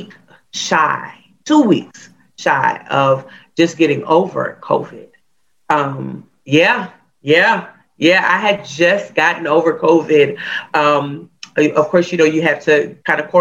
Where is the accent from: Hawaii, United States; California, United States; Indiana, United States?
Hawaii, United States; growing up in Hawaii, music is everywhere